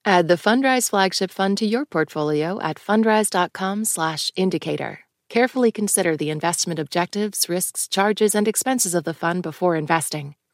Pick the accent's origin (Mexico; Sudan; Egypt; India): Mexico; now in United States; because she spoke Spanish, we're Mexican